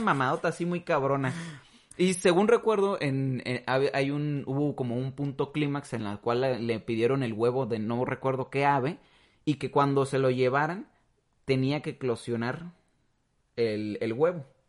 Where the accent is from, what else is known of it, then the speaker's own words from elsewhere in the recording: Mexico; nosotros como mexicanos